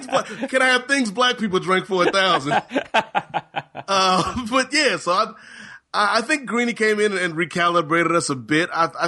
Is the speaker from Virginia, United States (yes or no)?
yes; Virginia, United States; when I was growing up in Hampton Roads, Virginia, as a young black youth, when I would go over my Caucasian friend's house and find out about Sunday Delight, because we didn't know about such things where I stayed.